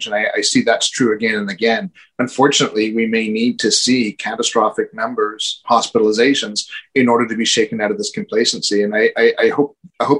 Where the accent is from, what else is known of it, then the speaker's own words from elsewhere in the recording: Canada; as a Canadian